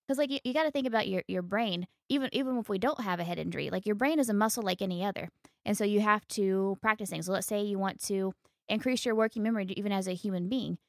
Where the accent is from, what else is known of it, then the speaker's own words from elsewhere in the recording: United States; being an American